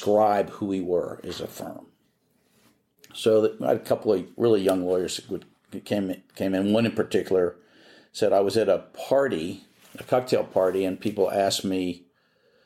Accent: Philadelphia, Pennsylvania, United States; moved away as an adult; also born or lived in New Orleans; now in Houston, United States; I'm from Philadelphia

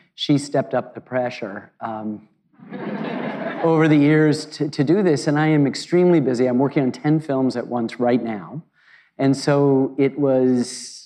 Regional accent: United States; I'm an American

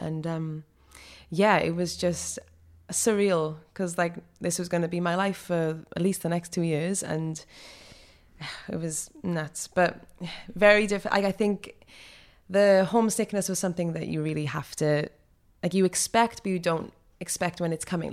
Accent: Rhondda Valleys, Wales, United Kingdom; accent: Welsh; moved away as an adult; also born or lived in New York; I'm from the Rhondda Valleys

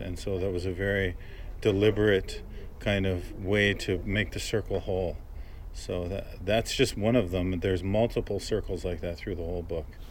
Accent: Brampton, Ontario, Canada; growing up in Brampton

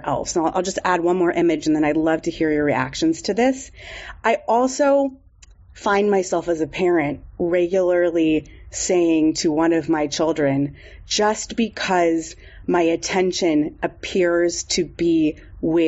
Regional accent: San Diego, California, United States; I grew up in San Diego

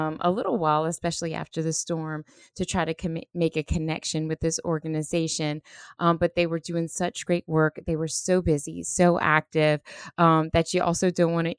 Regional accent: Terrebonne, Louisiana, United States; I grew up in Terrebonne, so there were many bayous

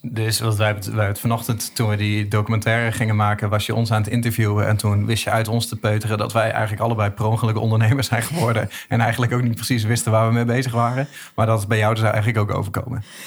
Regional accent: East Groningen, Netherlands; ik kom uit Oost-Groningen

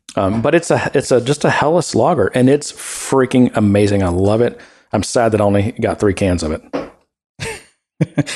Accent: Texas, United States; moved away; also born or lived in Ohio; I'm from Texas

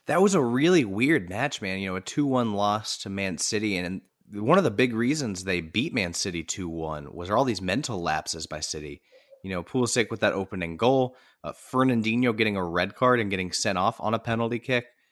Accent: United States; as an American sports fan.

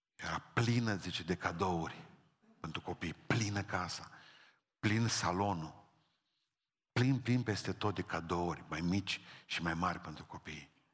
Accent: Romania; Sunt român și nu trebuie să încerc scuze pentru asta.

